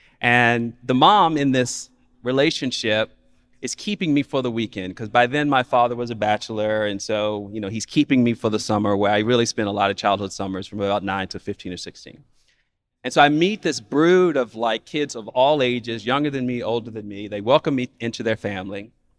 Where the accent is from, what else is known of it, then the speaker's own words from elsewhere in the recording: Mississippi, United States; accent: Mississippi accent by way of Chicago; also born or lived in Chicago; it was my Mississippi accent by way of Chicago that these New Yorkers who were my peers as kids were picking up on.